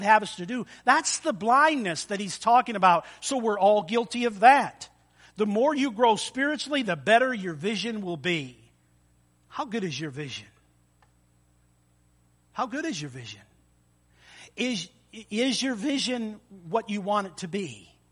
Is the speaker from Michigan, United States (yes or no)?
yes; Almont, Michigan, United States; I grew up in Almont, Michigan, as a little boy